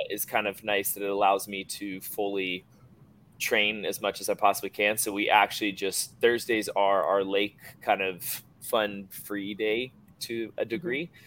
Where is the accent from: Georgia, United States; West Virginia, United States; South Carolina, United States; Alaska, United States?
Georgia, United States; grew up in Georgia, about probably 15 minutes from here.